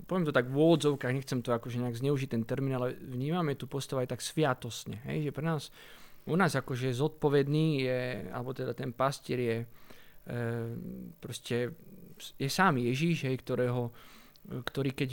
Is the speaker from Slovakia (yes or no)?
no; Italy; born there; Asi to súvisí s tým, alebo určite to súvisí s tým, že sme sa narodili v Taliansku.